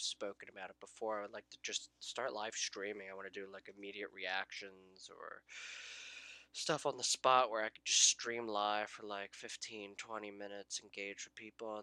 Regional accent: United States; I'm from the United States

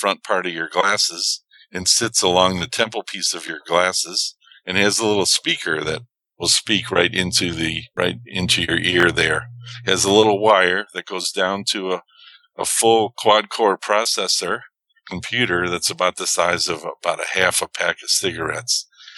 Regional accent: Chicago, Illinois, United States; moved away as an adult; also born or lived in Tucson; Coming back to Chicago, in my hometown

